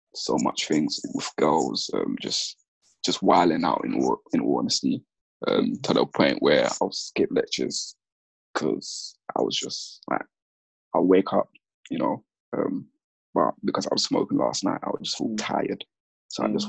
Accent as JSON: {"language": "English", "region": "London", "country": "United Kingdom", "tie": "born or raised there", "also_born_or_lived": "Gambia / Sierra Leone / Catford, London / Kent", "said": "I'm from Lewisham because that's where my core, I guess, childhood or the past I can remember anyway, because that's where I started secondary school"}